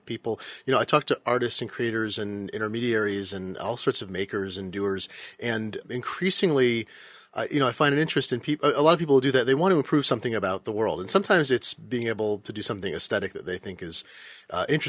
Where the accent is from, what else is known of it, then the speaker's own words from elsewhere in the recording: Eugene, Oregon, United States; I grew up in Eugene, Oregon.